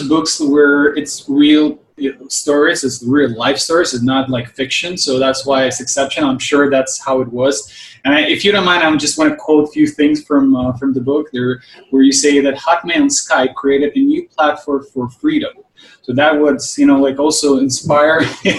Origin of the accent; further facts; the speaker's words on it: Ukraine; I'm from Ukraine